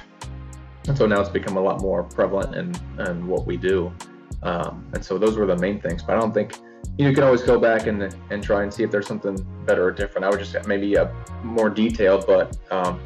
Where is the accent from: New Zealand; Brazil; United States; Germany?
United States; Salisbury, Indiana; moved away as an adult; I came from Salisbury, Indiana, which is in like the bottom right corner, close to Louisville